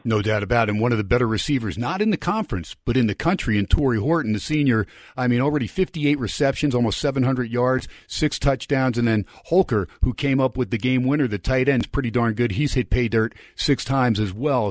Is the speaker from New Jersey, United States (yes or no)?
yes; New Jersey, United States; moved away as an adult; also born or lived in California; now in Las Vegas, United States; I grew up in Jersey